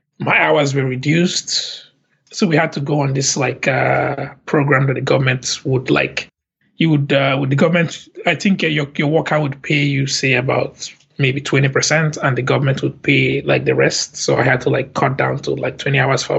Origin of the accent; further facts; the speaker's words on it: Lagos, Nigeria; moved away as an adult; now in Montreal, Canada; I grew up in Lagos, Nigeria